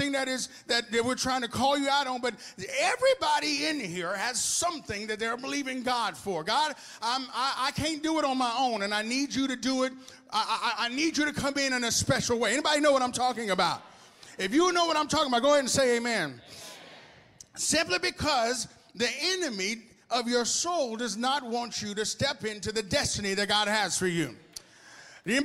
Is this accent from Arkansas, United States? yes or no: yes; Arkansas, United States; moved away as an adult; also born or lived in Houston, Texas; now in Texas, United States; I was born in Houston, Texas, but I was raised in Arkansas.